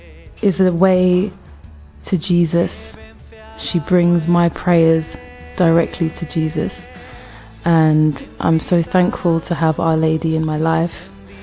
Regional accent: London, United Kingdom; I'm 36 years old and I'm from London in England.

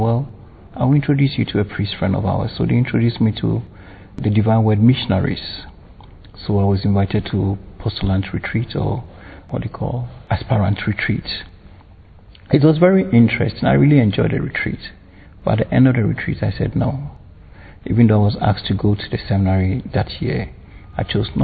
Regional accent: Ghana; I was born in Ghana

